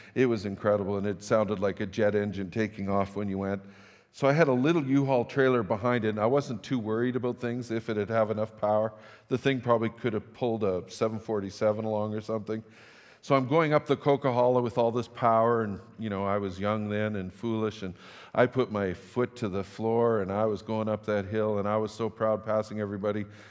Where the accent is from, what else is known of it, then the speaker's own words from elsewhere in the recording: Fort St. John, British Columbia, Canada; moved away as an adult; also born or lived in Tumbler Ridge / Saskatchewan; now in Grande Prairie, Canada; I grew up in Fort Saint John, pastored in Tumbler Ridge